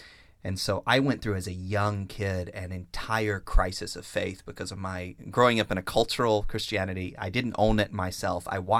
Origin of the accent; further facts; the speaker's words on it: Deep South, United States; I grew up in the Deep South in the United States. We were in church every time the doors were open.